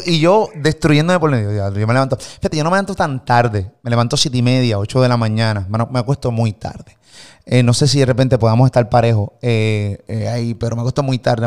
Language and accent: Spanish; Puerto Rico; de Puerto Rico